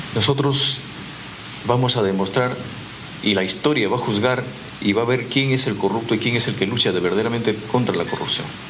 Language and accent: Spanish; Peru